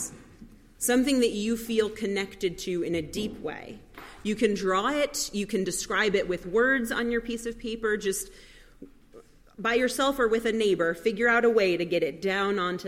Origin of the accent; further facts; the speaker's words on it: New York City, New York, United States; moved away; I grew up in New York City